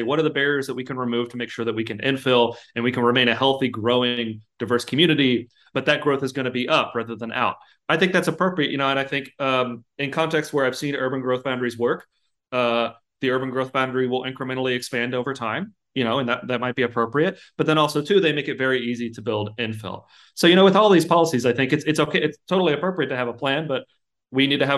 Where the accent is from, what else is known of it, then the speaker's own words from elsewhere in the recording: Lexington, Kentucky, United States; I'm from Lexington, Kentucky